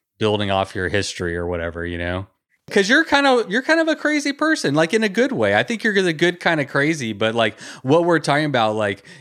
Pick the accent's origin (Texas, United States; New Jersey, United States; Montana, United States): Texas, United States; I grew up in Texas